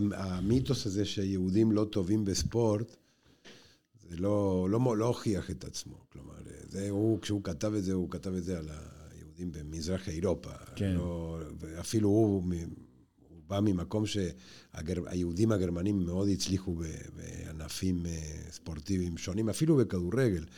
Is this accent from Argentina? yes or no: yes; Argentina; now in Israel; בשכונה שבה אני גדלתי בארגנטינה